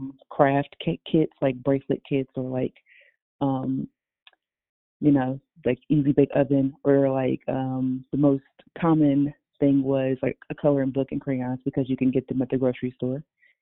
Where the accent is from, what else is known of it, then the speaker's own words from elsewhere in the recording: Louisville, Kentucky, United States; I started off living in downtown Louisville, Kentucky, around like Shively Par